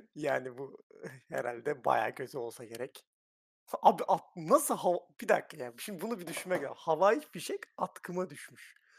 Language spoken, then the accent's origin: Turkish; Thrace, Turkey; Trakyalıyım ben